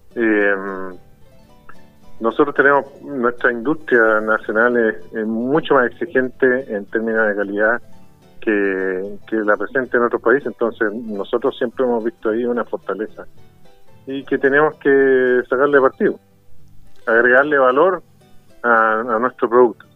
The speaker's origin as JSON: {"language": "Spanish", "country": "Chile"}